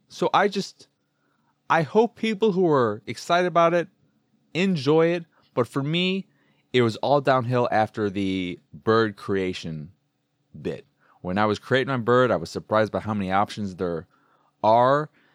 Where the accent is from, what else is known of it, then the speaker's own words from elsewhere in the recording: United States; that is the bird of my home state